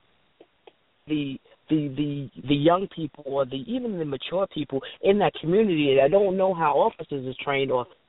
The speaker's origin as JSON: {"language": "English", "region": "New York", "country": "United States", "also_born_or_lived": "the South", "moved": "yes", "said": "I'm from New York"}